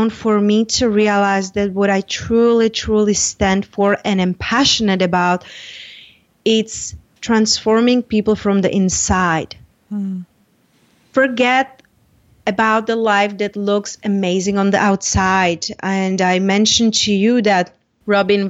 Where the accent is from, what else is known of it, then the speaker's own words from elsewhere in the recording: Czechia; moved away as an adult; now in United States; I moved from Czech Republic when I was 21